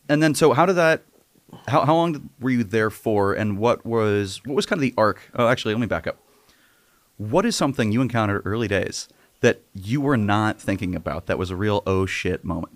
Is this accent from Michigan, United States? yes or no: no; San Diego, California, United States; I grew up in San Diego